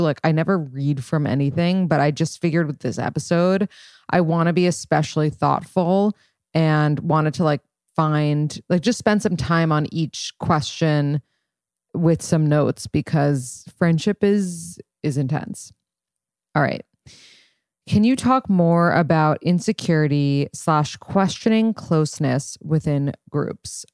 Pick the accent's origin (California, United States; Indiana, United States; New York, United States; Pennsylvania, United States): New York, United States; New York City; I'm from New York City and I moved back to New York City.